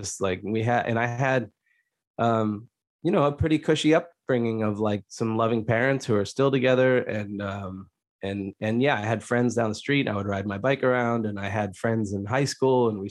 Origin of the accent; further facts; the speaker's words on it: suburbs north of Boston, Massachusetts, United States; I grew up in a pretty cushy suburb section north of Boston